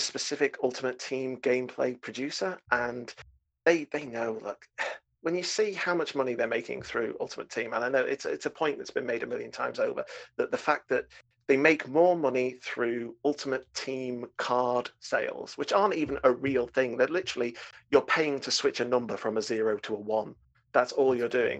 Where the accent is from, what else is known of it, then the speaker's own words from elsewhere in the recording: United Kingdom; I'm British